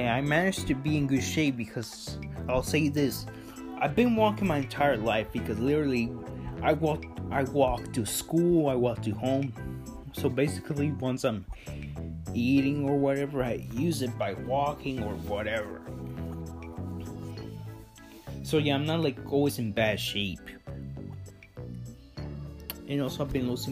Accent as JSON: {"language": "English", "country": "Mexico", "tie": "born or raised there", "said": "I was born in Mexico, so I eat like Mexican candy."}